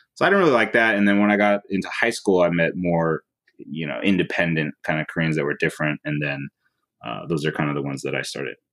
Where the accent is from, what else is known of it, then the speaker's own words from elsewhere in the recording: Oakland, California, United States; also born or lived in San Francisco; grew up in Oakland.